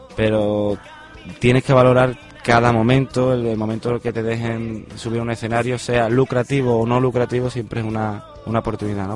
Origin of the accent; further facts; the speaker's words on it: Mairena, Andalusia, Spain; En mi tierra, en, mi pueblo, del cual lo llevo por bandera a todos lados